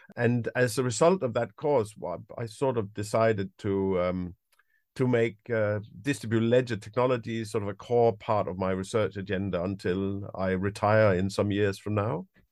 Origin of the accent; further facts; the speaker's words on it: Denmark; moved away as an adult; now in United Kingdom; I'm originally from Denmark. I've, uh, lived in the U K since around nineteen ninety-five, ninety-six